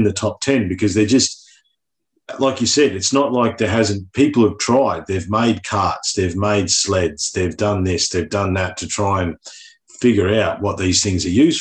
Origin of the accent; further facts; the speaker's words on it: Victoria, Australia; I grew up in Victoria. We had a tram system in my hometown